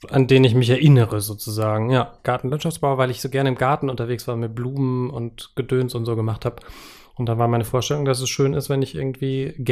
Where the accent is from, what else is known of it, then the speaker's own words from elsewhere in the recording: Freudenberg, North Rhine-Westphalia, Germany; Naja, das war die Stadtsparkasse Freudenberg bei Siegen, wo ich herkomme.